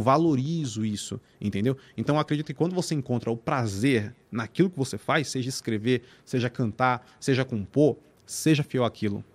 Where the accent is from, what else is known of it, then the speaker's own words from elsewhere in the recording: São Paulo, Brazil; Eu nasci em São Paulo, mano, na Vila Industrial, uma quebrada, mano, lá na Zona Leste